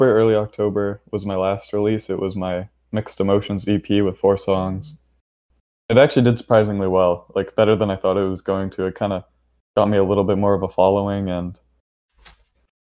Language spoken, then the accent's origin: English; Alberta, Canada; I'm from Canada, Alberta.